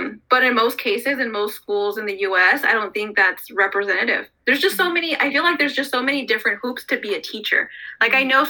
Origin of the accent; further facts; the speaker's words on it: Stockton, California, United States; Growing up in Stockton